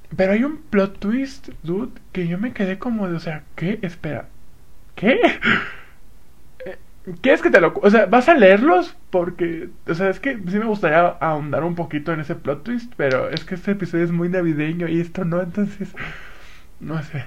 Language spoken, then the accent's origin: Spanish; Acapulco, Guerrero, Mexico; now in Toluca, Mexico; ya me habré ido a mi pueblo, a mi rancho